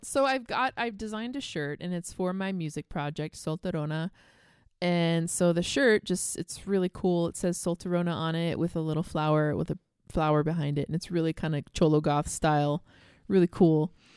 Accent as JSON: {"language": "English", "town": "Bakersfield", "region": "California", "country": "United States", "tie": "born or raised there", "also_born_or_lived": "San Pedro, California", "moved": "yes", "lives_now": "Reno, United States", "said": "I'm from Bakersfield, okay? So, like, you know, all of us from Bakersfield, we go to L A a lot"}